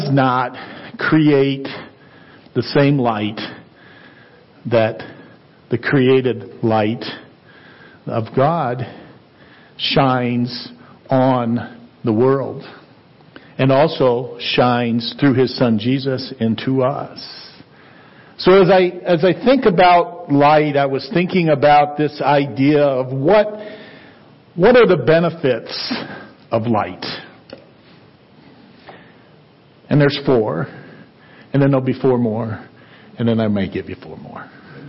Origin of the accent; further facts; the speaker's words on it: Ohio, United States; now in Colorado, United States; I grew up in Ohio and you couldn't really see past the corn stalks